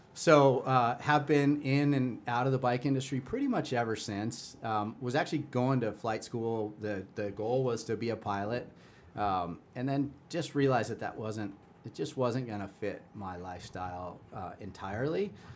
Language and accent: English; Chicago, Illinois, United States; moved away; I grew up in Chicago